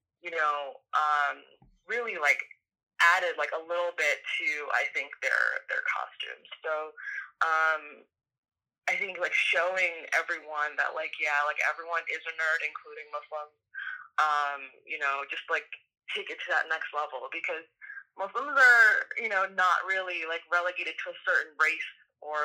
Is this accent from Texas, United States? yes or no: no; New York, United States; I'm from New York, and I feel like you don't have a personality in New York unless there is some sort of sarcasm